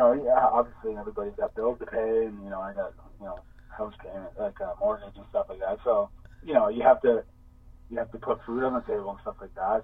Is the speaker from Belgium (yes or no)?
no; Canada; And I wanted to say that we're all Canadian.